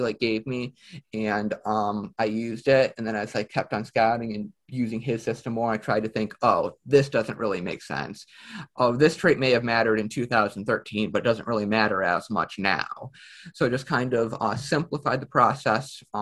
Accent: Cleveland, Ohio, United States; I'm from Cleveland.

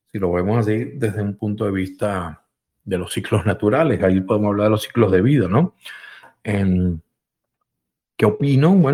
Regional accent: United States; Yo, yo soy norteamericano, eh, soy estadounidense, estadounidense, como dije la otra vez.

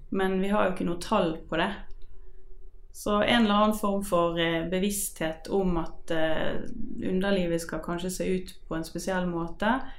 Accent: Bergen, Vestland, Norway; jeg er fra Bergen

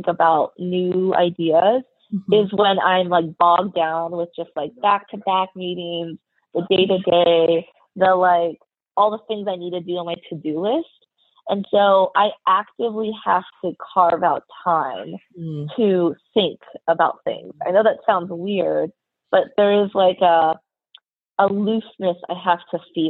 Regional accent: United States; I'm Chinese American, and so I grew up in a very homogenous Caucasian community.

